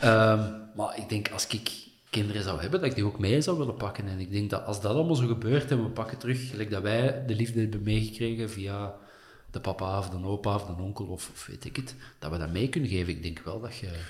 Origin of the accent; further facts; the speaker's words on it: Essen, Flanders, Belgium; also born or lived in Antwerp / Wilrijk / Hoboken; now in Kempen, Belgium; ik ben opgegroeid in Essen